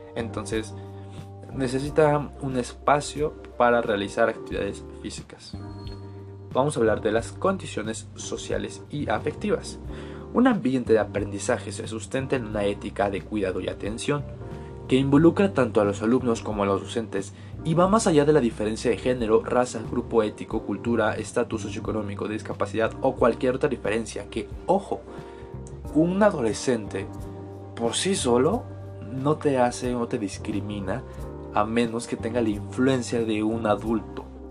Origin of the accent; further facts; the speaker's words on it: Ixmiquilpan, Hidalgo, Mexico; yo soy de Ixmiquilpan, Hidalgo.